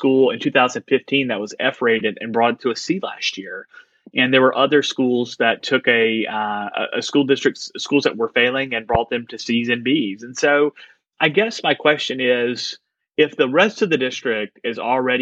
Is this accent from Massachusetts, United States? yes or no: no; Mississippi, United States; I live in Mississippi and I'm from Mississippi